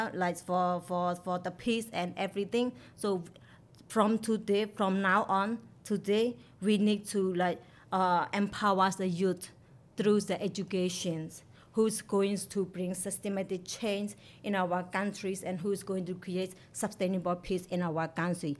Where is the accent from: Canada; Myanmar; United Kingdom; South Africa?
Myanmar; Mon State; English is a second language; I come from Mon State in Myanmar. My hometown is located in a small island in the northern